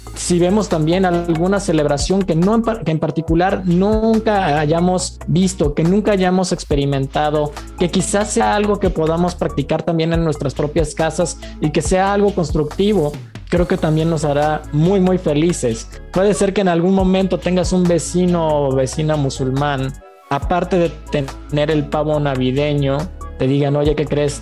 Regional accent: Mexico; also born or lived in Germany

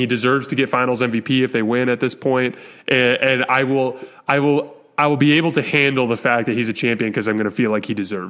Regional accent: Arizona, United States; I'm from Arizona.

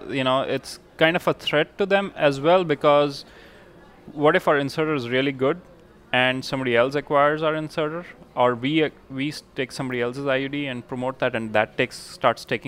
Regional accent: India; moved away; I'm from India

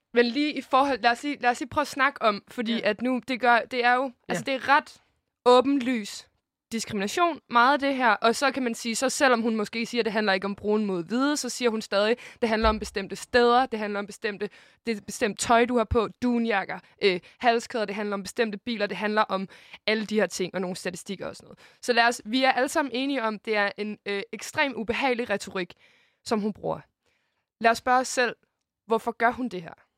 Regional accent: Denmark

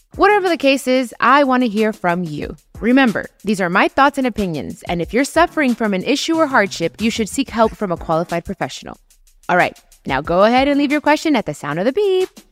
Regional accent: Long Beach, California, United States; also born or lived in Compton, California; I grew up in Long Beach and in Compton

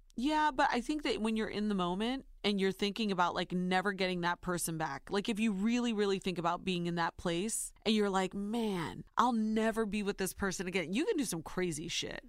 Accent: Ohio, United States; born or raised there; now in New York, United States

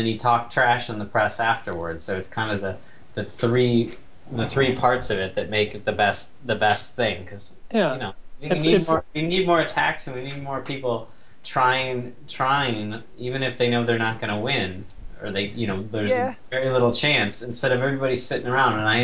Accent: Minnesota, United States; I'm from Minnesota

